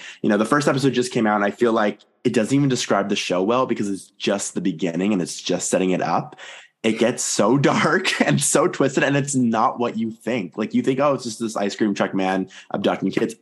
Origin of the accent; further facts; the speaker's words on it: Toronto, Ontario, Canada; I'm from Toronto, so it's very hot here in the summer.